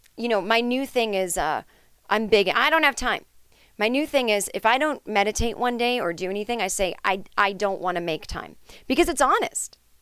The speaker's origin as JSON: {"language": "English", "town": "Needham", "region": "Massachusetts", "country": "United States", "tie": "born or raised there", "said": "I grew up in Needham."}